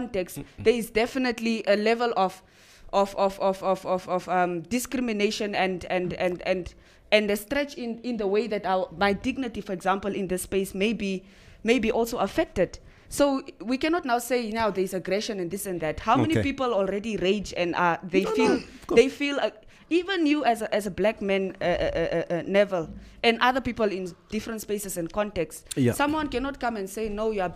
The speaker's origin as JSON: {"language": "English", "town": "Windhoek", "region": "Khomas", "country": "Namibia", "tie": "born or raised there", "said": "I grew up in Komasdal my whole life."}